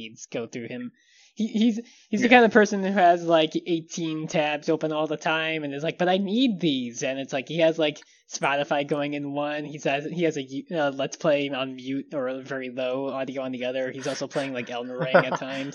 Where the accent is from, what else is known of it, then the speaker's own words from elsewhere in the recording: New York, United States; I grew up in New York.